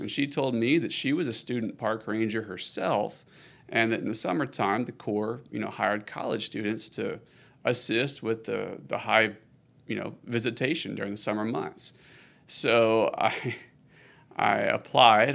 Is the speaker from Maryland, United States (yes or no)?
no; Austin, Texas, United States; I am all the way from Austin, Texas, U S A. I was born and raised in the city